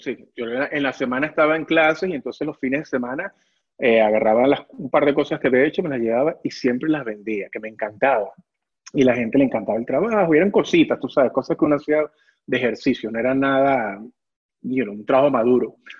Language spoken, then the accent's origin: Spanish; Caracas, Capital District, Venezuela; moved away as an adult; yo tenía 20 años cuando me vine acá